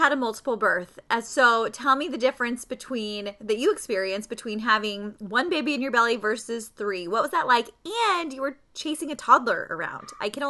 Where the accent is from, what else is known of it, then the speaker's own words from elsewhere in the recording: Poway, California, United States; moved away; I was raised in Poway.